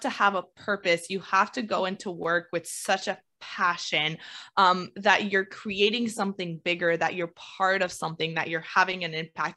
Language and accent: English; Canada; I'm Canadian